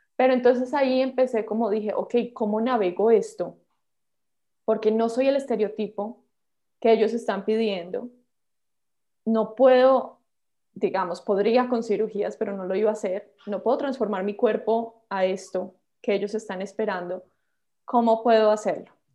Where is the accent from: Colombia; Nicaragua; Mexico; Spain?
Colombia; moved away as an adult; also born or lived in Los Angeles, United States; como colombiana